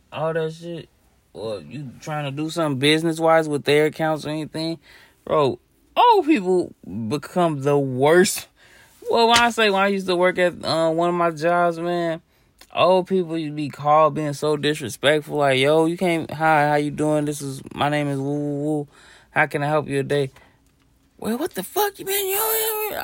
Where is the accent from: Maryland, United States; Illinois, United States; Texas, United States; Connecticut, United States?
Illinois, United States; Chicago; I'm from Chicago.